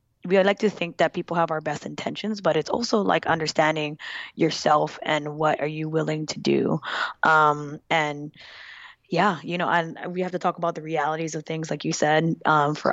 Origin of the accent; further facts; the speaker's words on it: Kalihi, Hawaii, United States; moved away; I was from Cali